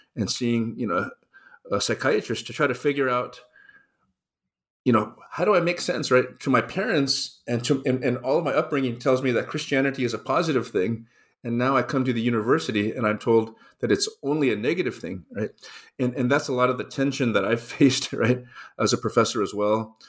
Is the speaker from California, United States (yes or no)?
yes; Los Angeles, California, United States; I grew up in Los Angeles. I was born on the east side of town, raised in the suburbs